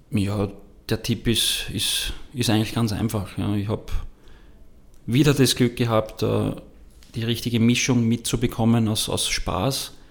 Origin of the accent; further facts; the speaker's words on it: Wels, Upper Austria, Austria; born there; ich bin geboren in Wels, habe begonnen bei Eintracht Wels als Torwart